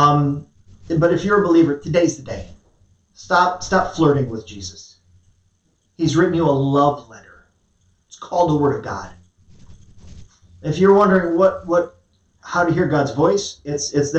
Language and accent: English; United States; I'm an American